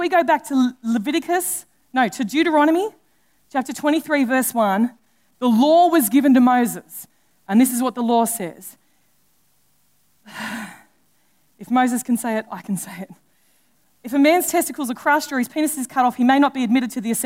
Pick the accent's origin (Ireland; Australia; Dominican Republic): Australia; being an Australian